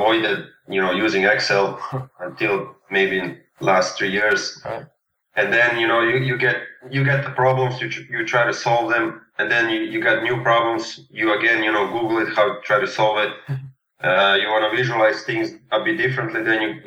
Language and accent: English; Serbia; accent: Serbian; English is a second language; also born or lived in Stockholm, Sweden; my Serbian accent.